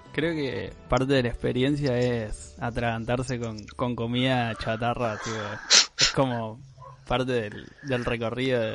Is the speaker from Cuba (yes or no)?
no; Santa Fe, Argentina; nosotros como, buenos argentinos que somos